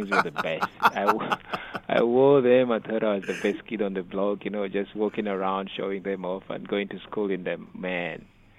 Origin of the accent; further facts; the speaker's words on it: Uganda; now in United States; Living in the U.S., you have more resources available to you compared to back home.